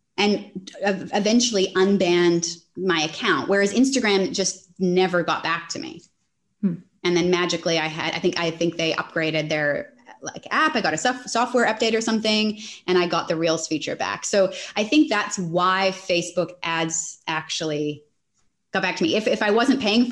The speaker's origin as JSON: {"language": "English", "country": "Canada", "moved": "yes", "lives_now": "Australia", "said": "I'm Canadian, but I'm in Australia"}